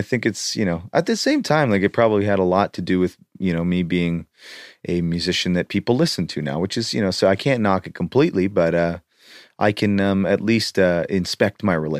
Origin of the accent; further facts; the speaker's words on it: Canada; I grew up near the Rocky Mountains in Canada, so you get the thickness.